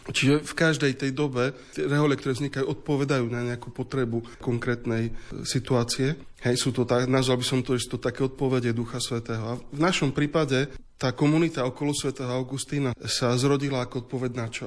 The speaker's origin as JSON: {"language": "Slovak", "country": "Slovakia", "said": "Pre nás Slovákov"}